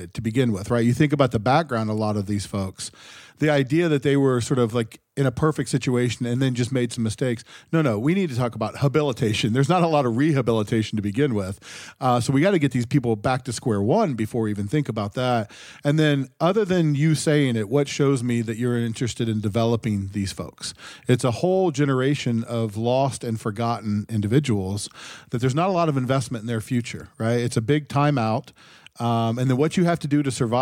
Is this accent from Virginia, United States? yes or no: no; Ohio, United States; I grew up in Ohio